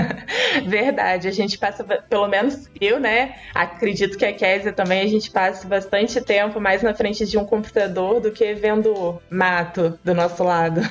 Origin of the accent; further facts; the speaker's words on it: Valença, Rio de Janeiro, Brazil; Eu sou do Rio de Janeiro, mas do interior.